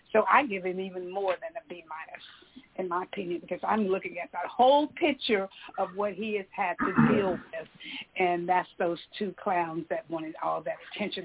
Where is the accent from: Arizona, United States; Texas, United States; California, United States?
Texas, United States; Marshall; I come from Marshall, Texas